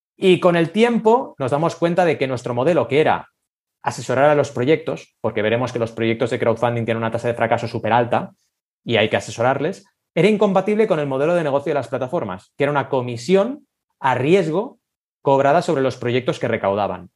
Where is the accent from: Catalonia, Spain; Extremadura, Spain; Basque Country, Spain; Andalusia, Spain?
Catalonia, Spain; Barcelona; also born or lived in Argentina; Yo nací en Argentina, ¿vale? y llegué a Barcelona a los ocho años